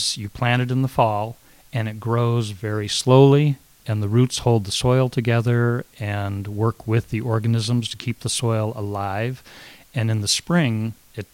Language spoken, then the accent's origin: English; Northern California, United States; I was raised in California